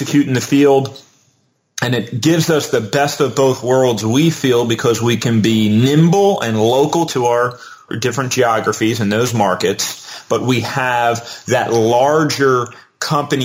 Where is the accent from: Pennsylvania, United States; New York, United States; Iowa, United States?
Pennsylvania, United States; Delaware County; my hometown of Delaware County, Pennsylvania